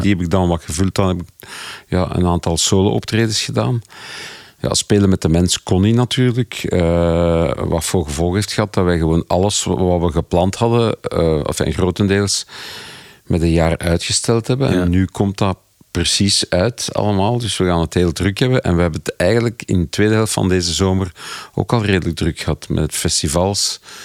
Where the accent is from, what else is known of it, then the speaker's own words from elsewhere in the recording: Flanders, Belgium; als Belgen of Vlaming